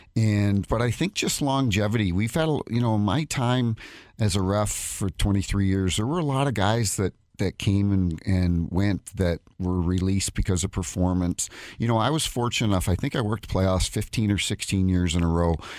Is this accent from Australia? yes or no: no; New Brunswick, Canada; moved away as an adult; also born or lived in Saint Louis; now in St. Louis, United States; I grew up in New Brunswick on the East Coast, New Brunswick, Nova Scotia